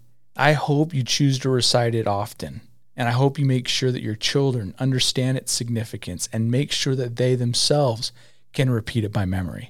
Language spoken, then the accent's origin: English; United States; As American citizens